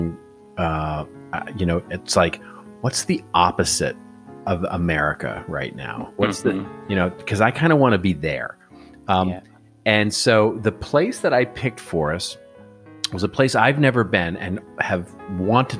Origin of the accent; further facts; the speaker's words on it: United States; I'm American